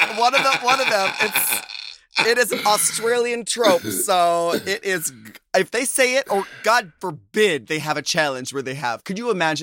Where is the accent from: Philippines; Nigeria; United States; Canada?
Philippines; It's a twist on Filipino culture. By the way, I'm Filipino.